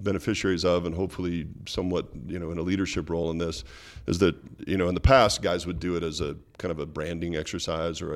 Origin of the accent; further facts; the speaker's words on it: Walla Walla, Washington, United States; Walla Walla, which is my hometown. I went back there and started a wine business back in my hometown.